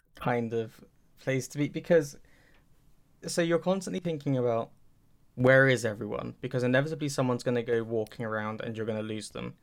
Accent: Milton Keynes, South East England, United Kingdom; my hometown

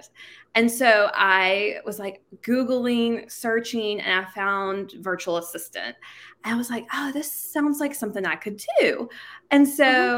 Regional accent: Jackson, Mississippi, United States; moved away as an adult; also born or lived in Washington, D.C. / Charlottesville, Virginia / Colorado; I was born and raised in Jackson, Mississippi.

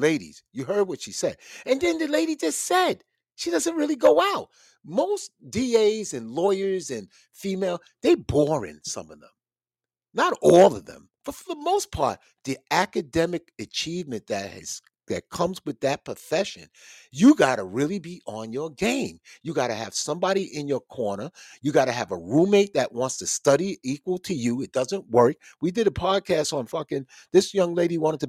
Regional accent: the South, United States; I'm from the South

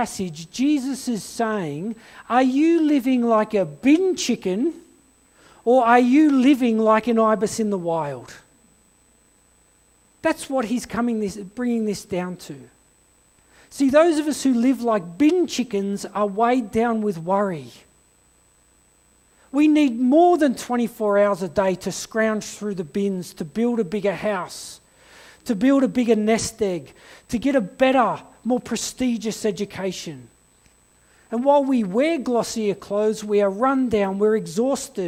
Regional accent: Blacktown, New South Wales, Australia; also born or lived in Kimberley; now in Blue Mountains, Australia; we had a 2-year stint in Blacktown, where I was born in Western Sydney

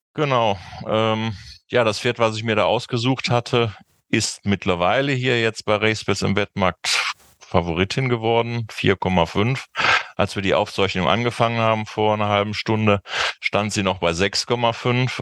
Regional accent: Cologne, North Rhine-Westphalia, Germany; als Kölner wette ich

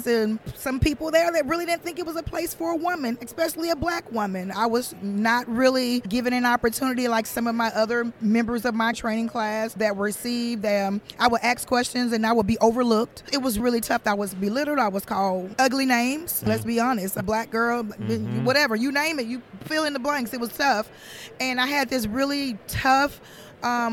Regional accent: Mobile, Alabama, United States; I'm from Mobile, Alabama

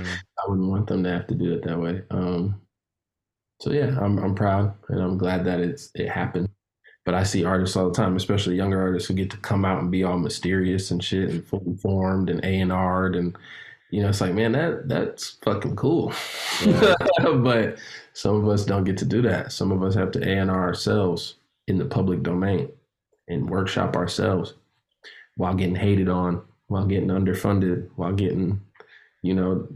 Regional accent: Chicago, Illinois, United States; You know, I grew up all over America, but I'm originally from Chicago, and my uncle would take me to different rap events.

